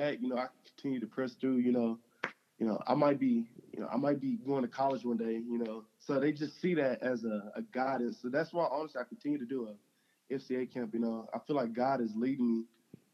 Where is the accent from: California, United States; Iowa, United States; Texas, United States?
Texas, United States; Navasota; I grew up in Navasota, Texas